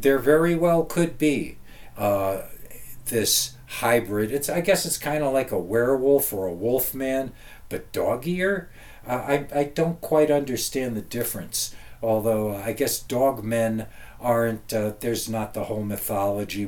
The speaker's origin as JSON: {"language": "English", "region": "outside of New York City", "country": "United States", "tie": "born or raised there", "said": "where I grew up outside of New York City"}